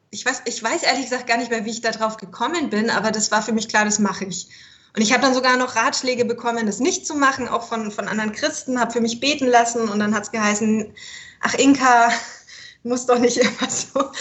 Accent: Bavaria, Germany; Also ich bin Deutsche. Ich bin in Würz oder bei Würzburg geboren und ähm, dann später in Oberfranken aufgewachsen.

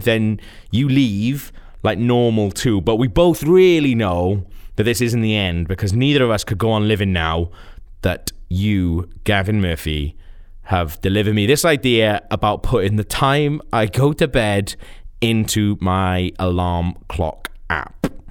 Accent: Wales, United Kingdom; I'm not British. I'm actually Welsh.

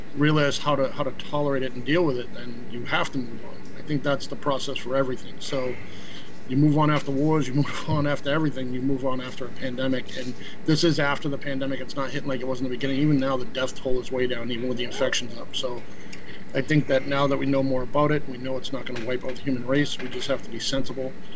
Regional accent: Boston, Massachusetts, United States; moved away as an adult; now in Florida, United States; I live in Florida, but I'm from Boston. I grew up in Grove Hall on Castle Gate Road

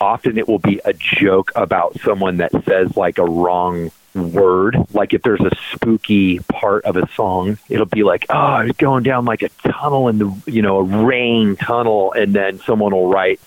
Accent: Bakersfield, California, United States; I'm from Bakersfield

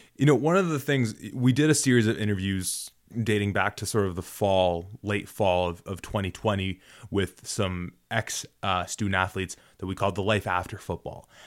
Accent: Toronto, Ontario, Canada; also born or lived in Guelph; I went to Guelph and I'm from Toronto

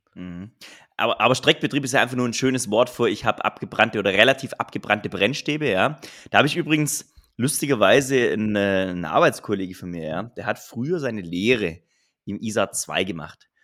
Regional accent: Southern Germany, Germany; ich komme ja aus dem Süden von Deutschland

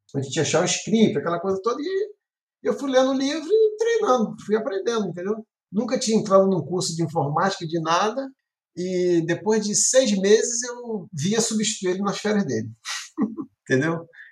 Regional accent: Baixada Fluminense, Rio de Janeiro, Brazil; sou do Rio de Janeiro, da Baixada, de né? cidade de Lopes.

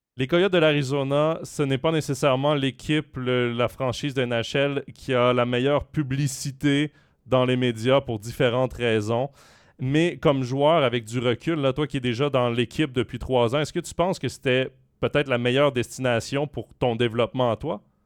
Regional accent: Quebec, Canada; je suis québécois

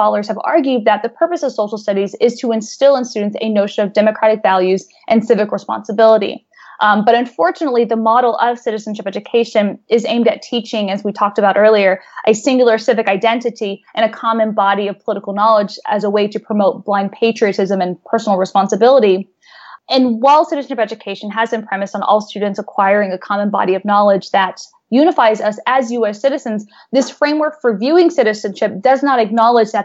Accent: Texas, United States; I grew up in Texas.

